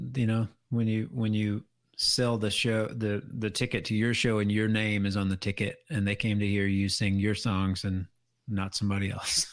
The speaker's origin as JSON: {"language": "English", "country": "United States", "said": "I'm an American through and through, but while my heritage is, is Irish"}